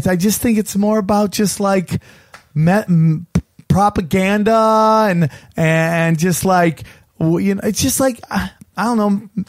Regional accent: outside of Syracuse, upstate New York, United States; I'm from upstate New York

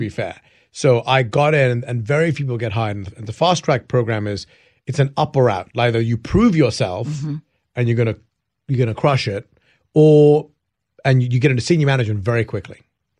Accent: England, United Kingdom; now in United States; I came from England, where hip-hop was not as big back in the day.

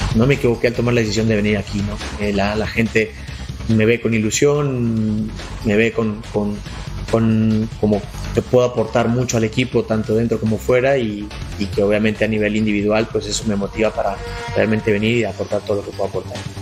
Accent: Mexico; moved away as an adult; also born or lived in Europe; soy mexicano, que crecí aquí, que me, crié aquí, que, más allá que he estado toda mi carrera en Europa, soy más mexicano que, el nopal.

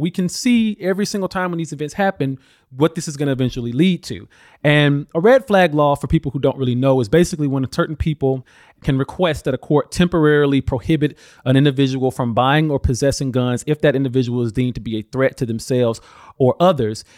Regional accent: Alabama, United States; I grew up in Alabama

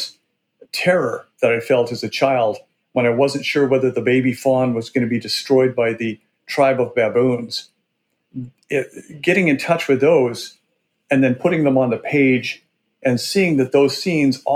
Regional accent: Burbank, Washington, United States; I grew up in a little town called Burbank, Washington, which was about 300 people on the Snake River in eastern Washington state.

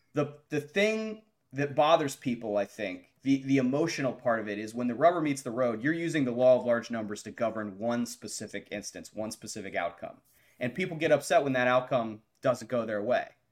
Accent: Morgantown, West Virginia, United States; I'm a J M U alum, but I grew up in Morgantown

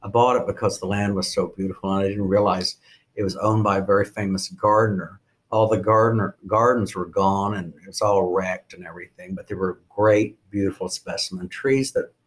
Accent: Oklahoma, United States; now in Bedford, United States; I'm from Oklahoma

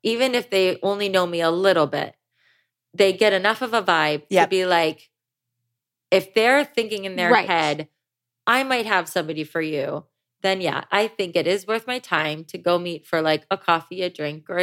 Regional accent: Ohio, United States; now in Los Angeles, United States; I grew up in Ohio

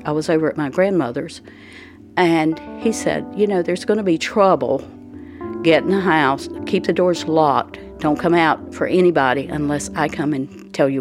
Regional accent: Pembroke, North Carolina, United States; we grew up in Pembroke, everybody we knew was the same as we were

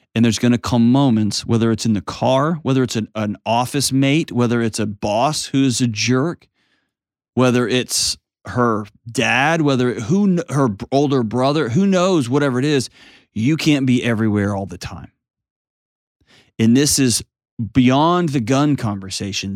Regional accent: Texas, United States; I'm a Texan

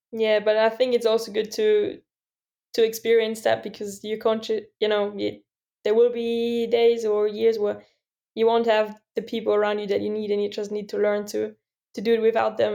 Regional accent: Austria; my hometown, Svalbard

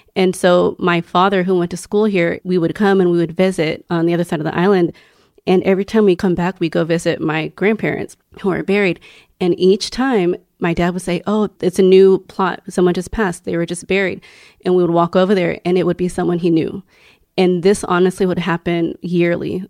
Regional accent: Houston, Texas, United States; I grew up in Houston

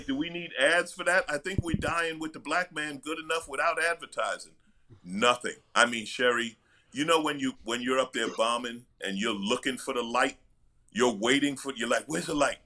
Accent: New York, United States; moved away; also born or lived in Los Angeles; I'm from New York, but my career, I started

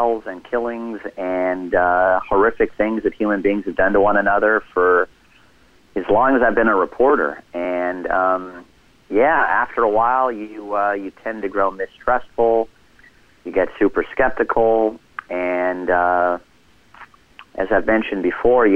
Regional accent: Los Angeles, California, United States; I grew up in Los Angeles in the 1980s

